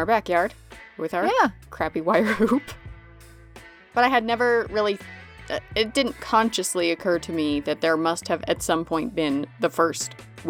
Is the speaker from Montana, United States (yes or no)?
no; Utah, United States; born or raised there